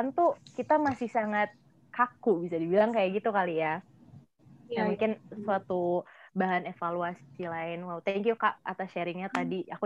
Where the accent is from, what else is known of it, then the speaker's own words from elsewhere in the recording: Abu Dhabi, United Arab Emirates; now in Indonesia; Iya, aku besar di Abu Dhabi, Uni Emirat